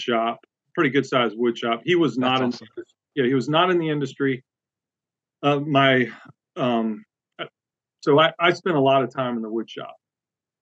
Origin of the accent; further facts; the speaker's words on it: West Palm Beach, Florida, United States; moved away as an adult; also born or lived in Boone, North Carolina; now in Central Virginia, United States; I'm originally from West Palm Beach, Florida, grew up there, went to school in Boone, North Carolina